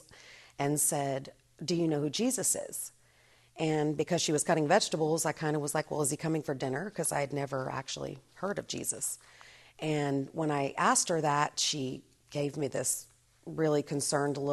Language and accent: English; Norman, Oklahoma, United States; I was born in Oklahoma, Norman, Oklahoma, and raised there pretty much